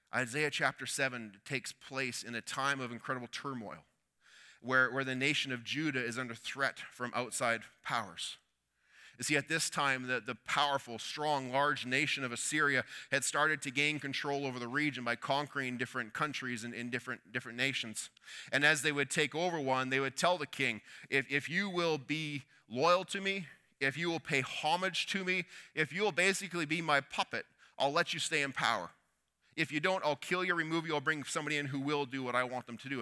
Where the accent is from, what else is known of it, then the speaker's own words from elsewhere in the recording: Canada; we're Canadian